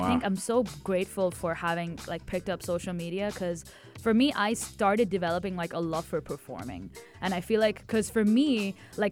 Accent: Dubai, United Arab Emirates; also born or lived in Oman / Tamil Nadu, India; I was born in Oman and I came to Dubai at the age of 2

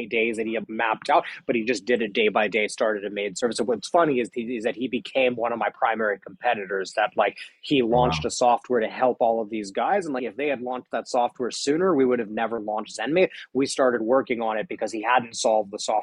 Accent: Palo Alto, California, United States; I grew up in Palo Alto, so in Silicon Valley.

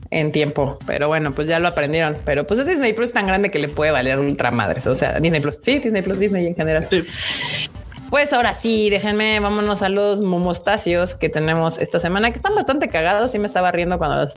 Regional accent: Mexico; porque soy mexicano.

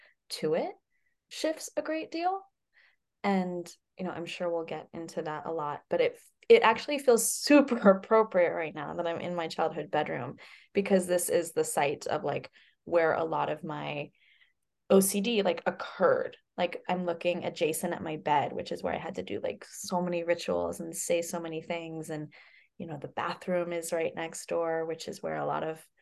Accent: Glen Ellen, California, United States; moved away as an adult; now in Boulder, United States; I am calling in right now from Glen Ellyn, California, which is in Sonoma County, which is in the North Bay Area, which is also my hometown.

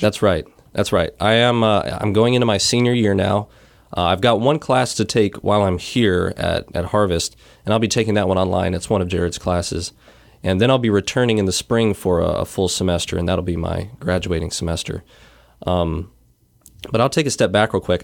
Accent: Wilmington, North Carolina, United States; moved away; also born or lived in Iowa; I was born and raised in Wilmington, North Carolina

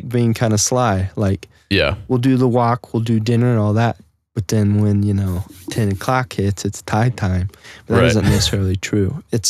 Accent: Nebraska, United States; especially we were in Nebraska, you know, basically stuck in my hometown.

